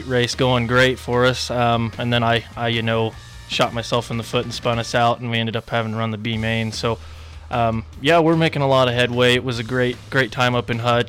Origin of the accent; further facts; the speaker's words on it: Spearville, Kansas, United States; I'm from Spearville, Kansas.